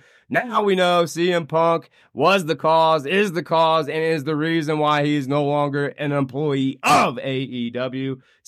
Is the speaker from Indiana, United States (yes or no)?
yes; Indiana, United States; my home state of Indiana